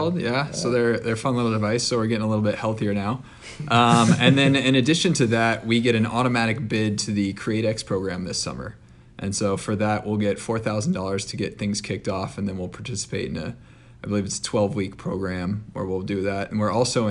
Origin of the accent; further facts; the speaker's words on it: Atlanta, Georgia, United States; I'm from hometown Atlanta. I went to Marist School